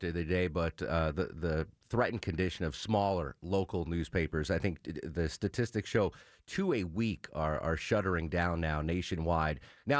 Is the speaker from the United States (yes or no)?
yes; Northeast, United States; Well, I mean, growing up in the Northeast, I obviously knew about Cornell